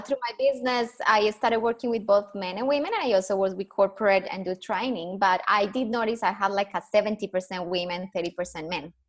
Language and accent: English; Colombia; accent: Colombian; English is a second language; moved away as an adult; now in Perth, Australia; So I am Colombian, proud Colombian. Obviously, my accent gives me away within two seconds.